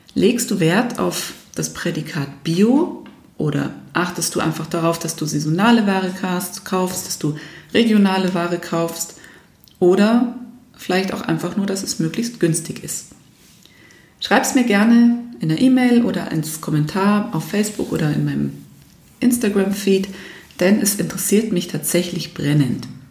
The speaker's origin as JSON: {"language": "German", "country": "Germany", "said": "wir Deutschen"}